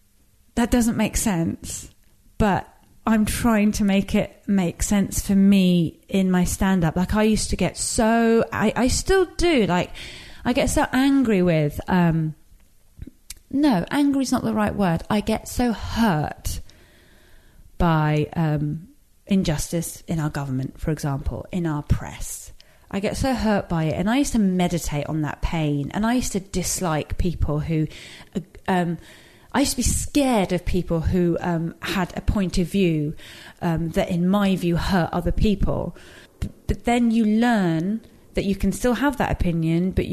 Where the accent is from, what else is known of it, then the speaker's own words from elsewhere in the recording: England, United Kingdom; also born or lived in Iran; this geographical space that I was raised